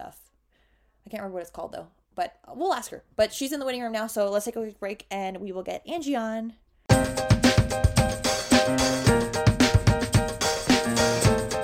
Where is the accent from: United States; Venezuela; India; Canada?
Canada; accent: Canadian; My Canadian accent might come out too.